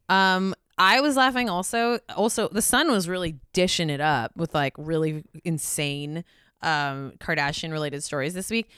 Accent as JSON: {"language": "English", "region": "California", "country": "United States", "said": "as a Californian"}